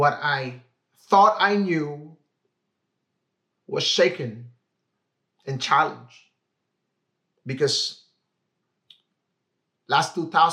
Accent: Philippines; moved away as an adult; now in Vancouver, Canada; I grew up in the Philippines

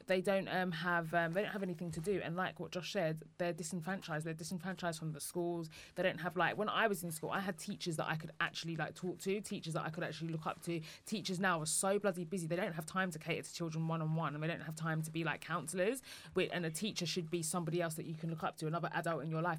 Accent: Woodford, London, United Kingdom; I come from Woodford in Essex, which is a predominantly white area

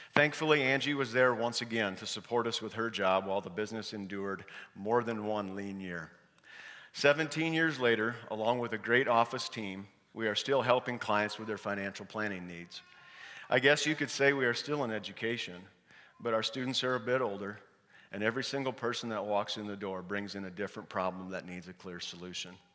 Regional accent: Parkersburg, Iowa, United States; I was born and raised in Parkersburg, Iowa

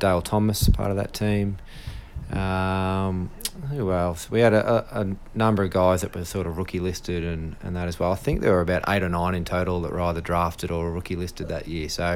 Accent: Warragul, Victoria, Australia; So I'm from Gippsland, so I grew up in Warragul

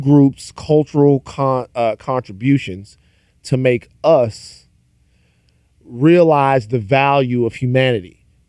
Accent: Baton Rouge, Louisiana, United States; I'm from South Louisiana. Okay. I'm from Baton Rouge, Louisiana.

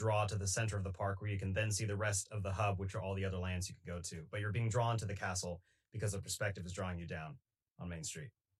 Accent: Northern California, United States; I'm from Northern California

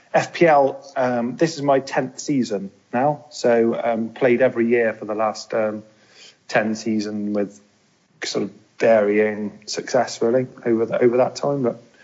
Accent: Bristol, South West England, United Kingdom; also born or lived in London / Cardiff; I was born just outside of London, then moved down to the West Country, which is where I live. So I live in Bristol. Studied in Cardiff, though, lived there for a few years, and then returned to Bristol.

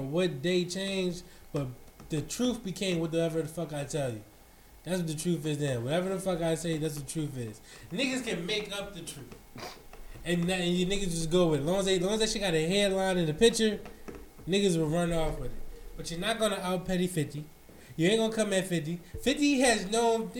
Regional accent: New York, United States; Damn. I'm from New York.

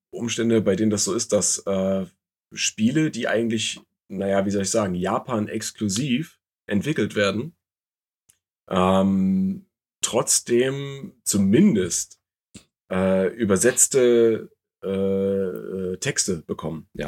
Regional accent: East Germany, Germany; im Osten tatsächlich groß geworden.

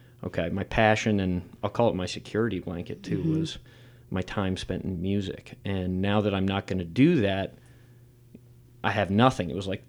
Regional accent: New York, United States; I'm from New York, just outside the city.

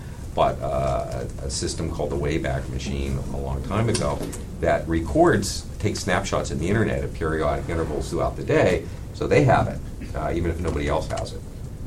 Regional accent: Pittsburgh, Pennsylvania, United States; moved away; I was from Pittsburgh, and it was a fairly protected upbringing

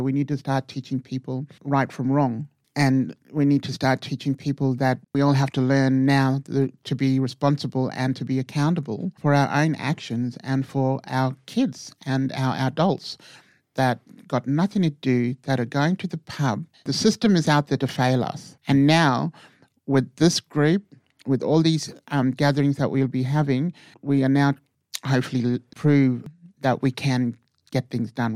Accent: Hermannsburg, Northern Territory, Australia; now in Titjikala, Australia; I'm from Hermsburg um, Dari community

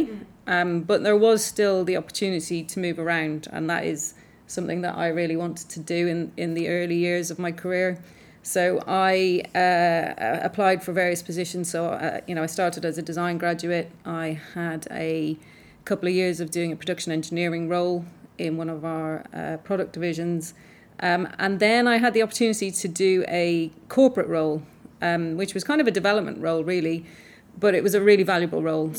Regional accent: Ireland; I grew up in Ireland and went to an all-girls convent school

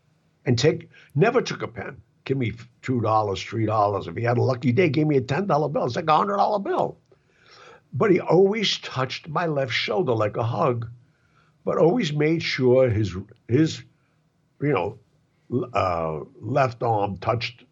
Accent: New York, United States; I come from Mulberry Street

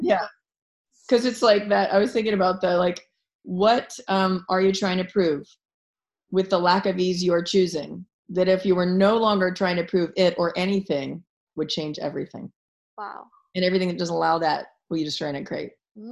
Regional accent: Philadelphia, Pennsylvania, United States; I'm from Philadelphia

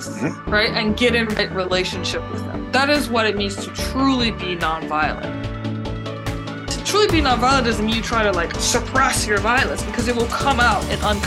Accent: New Orleans, Louisiana, United States; I grew up in New Orleans, born and raised in New Orleans

